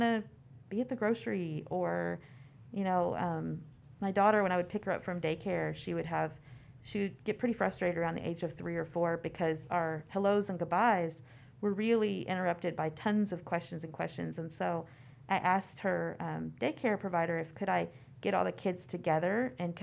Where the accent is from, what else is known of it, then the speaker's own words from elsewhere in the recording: Kentucky, United States; I grew up in Kentucky